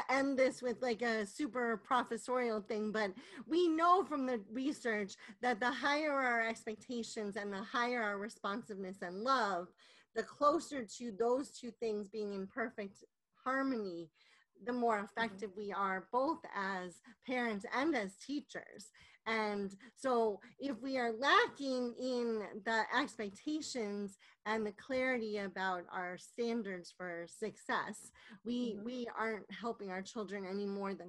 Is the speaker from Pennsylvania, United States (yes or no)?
no; New York City, New York, United States; I was born in New York City. To two New Yorkers